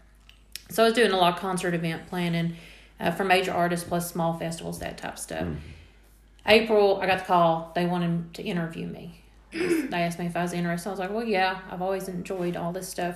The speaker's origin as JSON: {"language": "English", "area": "Laurel County", "region": "Kentucky", "country": "United States", "moved": "as an adult", "said": "I was originally from Laurel County"}